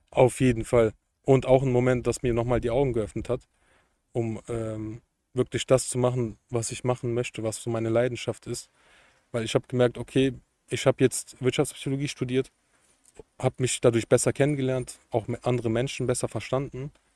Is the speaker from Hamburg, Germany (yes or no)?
no; Cologne area, North Rhine-Westphalia, Germany; Ich komme aus Umgebung Köln